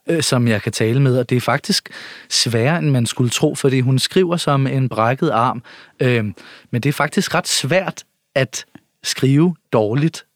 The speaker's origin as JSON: {"language": "Danish", "town": "Nørre Ørum", "country": "Denmark", "tie": "born or raised there", "moved": "yes"}